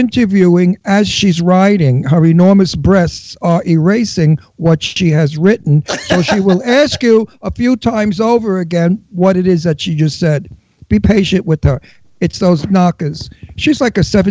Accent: New York City, New York, United States; moved away; also born or lived in California / Pennsylvania; I was born in Brooklyn.

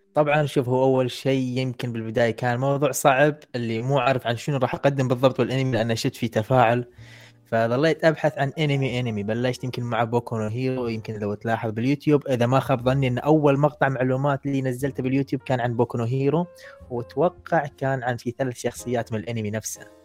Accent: Kuwait; عندنا بالكويت

